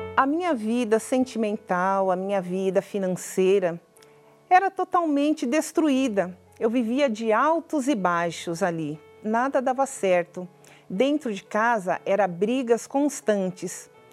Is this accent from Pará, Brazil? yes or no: no; São Bernardo do Campo, São Paulo, Brazil; eu sou de São Bernardo do Campo, estado de São Paulo.